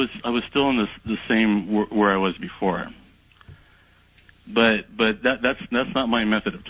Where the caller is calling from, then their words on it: California, United States; I am calling from Southern California.